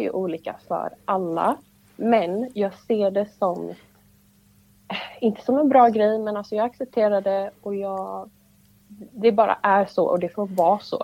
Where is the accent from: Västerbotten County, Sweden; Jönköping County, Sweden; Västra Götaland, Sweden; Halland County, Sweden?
Halland County, Sweden; Laholm; moved away as an adult; now in Ängelholm, Sweden; jag är uppvuxen i Laholm då eh, med min familj